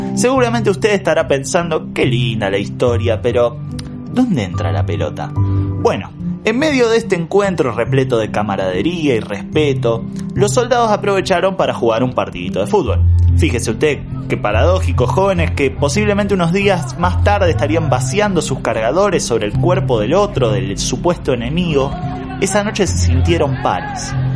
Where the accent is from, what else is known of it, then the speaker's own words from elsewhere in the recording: Argentina; lo que en Argentina llamamos clásico